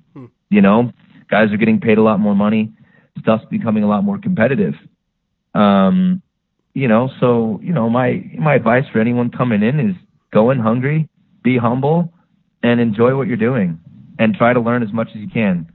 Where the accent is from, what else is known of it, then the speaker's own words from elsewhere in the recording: Phoenix, Arizona, United States; in my hometown, you know, Phoenix